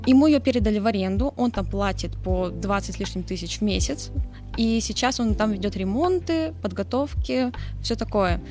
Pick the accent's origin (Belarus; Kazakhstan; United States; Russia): Russia; Yekaterinburg, Sverdlovsk Oblast; я выросла на Уралмаше, мы часто были на Белой башне